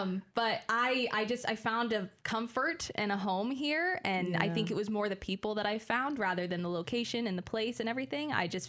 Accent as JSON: {"language": "English", "town": "Salina", "region": "Kansas", "country": "United States", "said": "I am from Salina, Kansas, which is... Okay. A far ways away, kind of right in the middle of the state, and here I am in the middle of Illinois doing the same thing I was doing at home."}